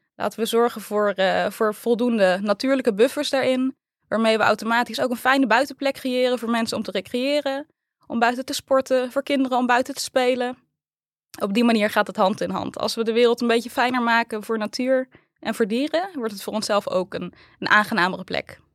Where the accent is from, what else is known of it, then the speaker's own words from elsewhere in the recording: 's-Hertogenbosch, North Brabant, Netherlands; also born or lived in Tilburg; Ik ben geboren en getogen in Den